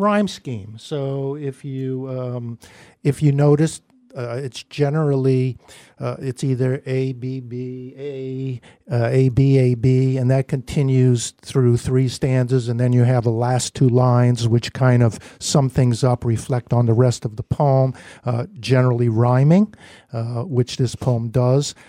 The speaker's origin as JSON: {"language": "English", "town": "New York City", "region": "New York", "country": "United States", "moved": "yes", "lives_now": "Northampton, United States", "said": "we're both from Brooklyn"}